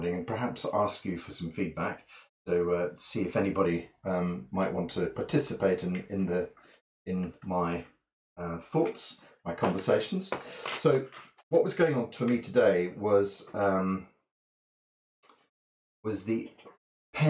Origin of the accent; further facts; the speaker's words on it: Scottish Borders, Scotland, United Kingdom; now in Bath, United Kingdom; I was brought up in the Scottish borders